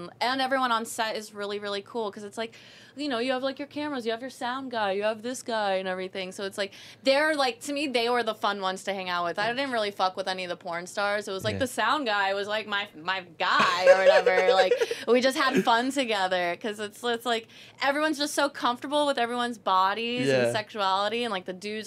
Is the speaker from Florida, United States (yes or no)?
yes; Miami, Florida, United States; I'm from Miami